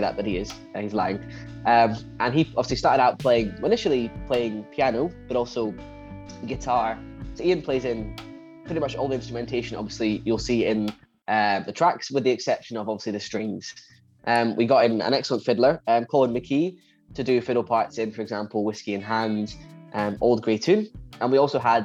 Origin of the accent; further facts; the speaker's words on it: Pathhead, Scotland, United Kingdom; moved away as an adult; also born or lived in St Andrews; We grew up together in Pathhead near Edinburgh, just southeast of Edinburgh.